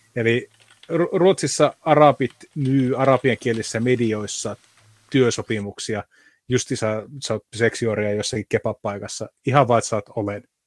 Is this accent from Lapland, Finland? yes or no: yes; Rovaniemi, Lapland, Finland; Rovaniemelle, mistä mä oon lähtöisin